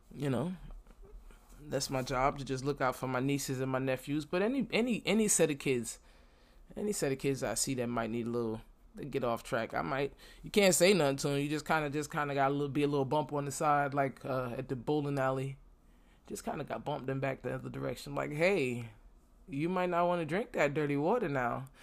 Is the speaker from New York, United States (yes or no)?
yes; New York City, New York, United States; moved away as an adult; now in Florida, United States; I'm from Brooklyn and I live in Florida right now